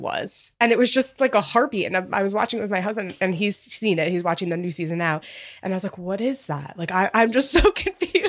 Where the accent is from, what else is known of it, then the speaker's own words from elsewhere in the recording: Long Island, New York, United States; I grew up on Long Island, I'm close to Fire Island, not far